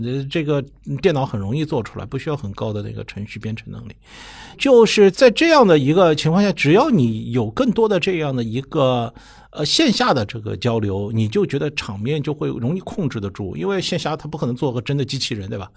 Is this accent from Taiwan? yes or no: no; China; 我们中国人比他们更诚实一点